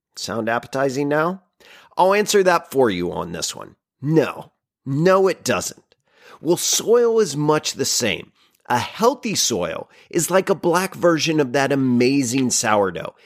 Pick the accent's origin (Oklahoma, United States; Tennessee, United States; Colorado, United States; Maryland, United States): Oklahoma, United States; my home state of Oklahoma